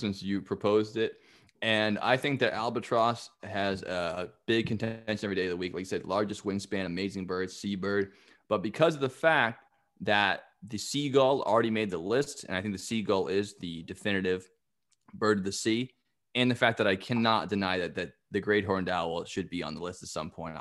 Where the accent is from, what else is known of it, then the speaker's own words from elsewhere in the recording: New England, United States; growing up in New England